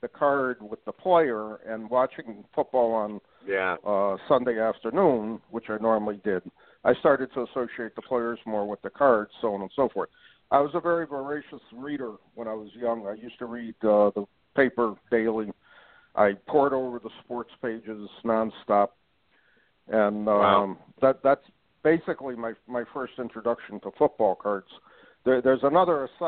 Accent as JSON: {"language": "English", "town": "North Branford", "region": "Connecticut", "country": "United States", "tie": "born or raised there", "said": "I grew up in North Branford, Connecticut"}